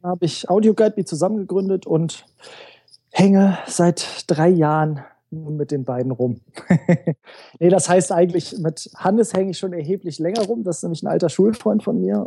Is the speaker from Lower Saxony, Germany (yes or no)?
yes; Göttingen, Lower Saxony, Germany; moved away as an adult; now in Hamburg, Germany; Ich komme äh, ursprünglich aus Göttingen